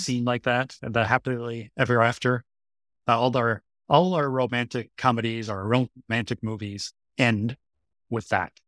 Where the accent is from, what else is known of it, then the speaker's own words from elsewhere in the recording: United States; now in Seoul, South Korea; as an American